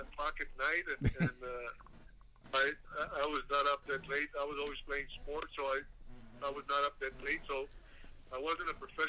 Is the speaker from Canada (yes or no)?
no; South Texas, United States; I come from South Texas.